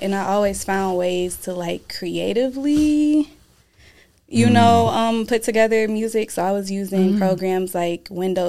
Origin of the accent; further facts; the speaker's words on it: Flint, Michigan, United States; also born or lived in Atlanta, Georgia; now in Grand Rapids, United States; I was born in Flint.